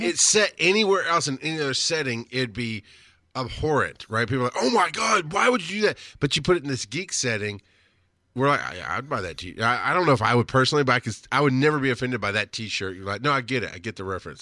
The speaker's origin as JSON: {"language": "English", "region": "southern rural Georgia", "country": "United States", "tie": "born or raised there", "also_born_or_lived": "Florida", "said": "I've lived in Georgia and southern rural farm Georgia many of my formative years"}